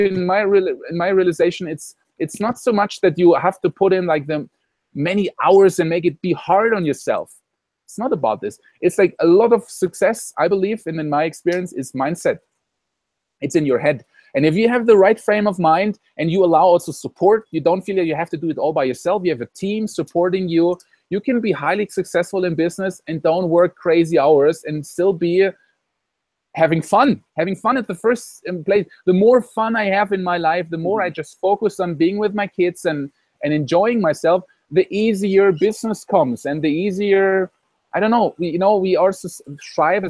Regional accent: Germany; moved away as an adult; now in Costa Rica; I come from Germany, from Europe

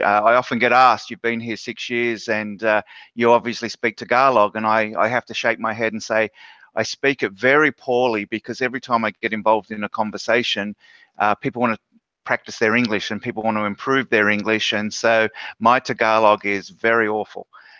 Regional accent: Australia; moved away as an adult; also born or lived in New Zealand; now in Philippines; I'm an expat. I've been living in the Philippines now for 6 years. Prior to living in the Philippines, I spent 6 years in New Zealand, and I'm originally Australian.

